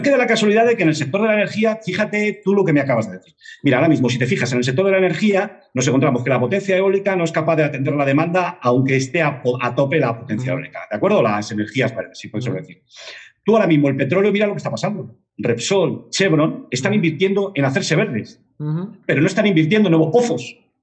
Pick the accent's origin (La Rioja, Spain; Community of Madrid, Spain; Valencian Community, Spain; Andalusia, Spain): Community of Madrid, Spain; Madrid; also born or lived in Barcelona / Granollers; aunque soy de Madrid, de Lavapiés, o sea, más Madrid no se puede ser